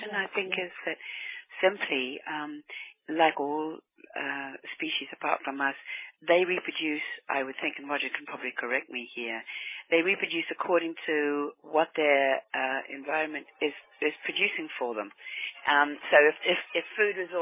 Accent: New Zealand; I grew up in New Zealand

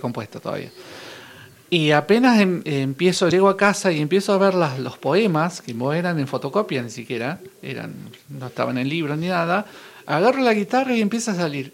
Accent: Villa Carlos Paz, Córdoba, Argentina; yo soy de Carlos Paz

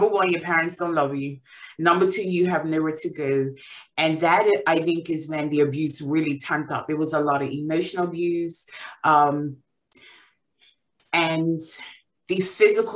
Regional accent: Bermuda; moved away as an adult; now in England; So I am originally from Bermuda. I was born and raised there. I moved to England about 8 years ago

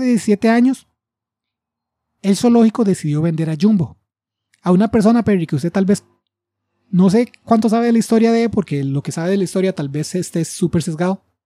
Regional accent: Costa Rica

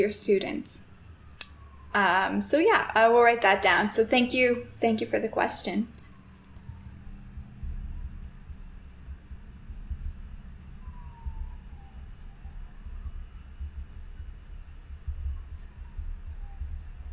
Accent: Canada; moved away as an adult; also born or lived in Toronto; my first few years in university, I stayed in my hometown, so I lived with my family

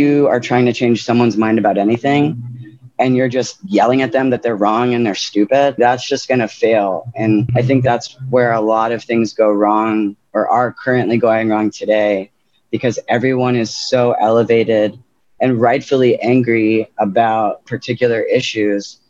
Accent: New Orleans, Louisiana, United States; moved away; also born or lived in Lafayette, Louisiana; growing up in New Orleans

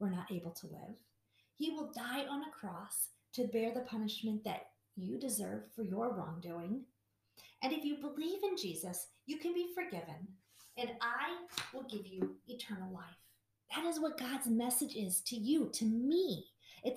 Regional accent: Milwaukee, Wisconsin, United States; I grew up in Milwaukee

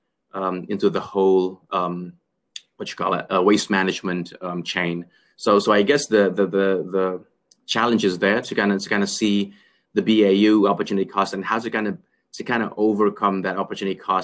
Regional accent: Jakarta, Indonesia; Growing up in Jakarta, I mean, like, it's a city life

